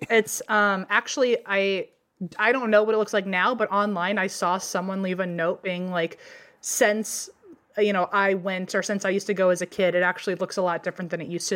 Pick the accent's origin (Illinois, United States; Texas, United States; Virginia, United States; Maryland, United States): Virginia, United States; growing up in Virginia